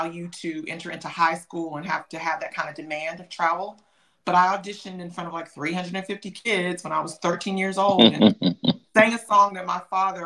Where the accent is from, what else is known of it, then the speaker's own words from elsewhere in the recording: Atlanta, Georgia, United States; also born or lived in Memphis, Tennessee; I was born in Memphis, Tennessee, but I was raised in Atlanta, Georgia